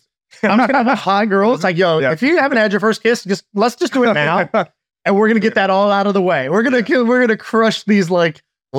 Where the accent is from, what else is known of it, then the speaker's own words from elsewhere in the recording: Australia; It's like, because they're from Australia, I'm from Australia. If they made it, I can make it.